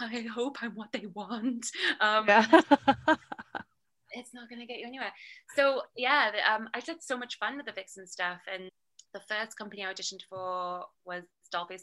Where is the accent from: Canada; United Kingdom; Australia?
United Kingdom; moved away as an adult; now in Los Angeles, United States; I'm already British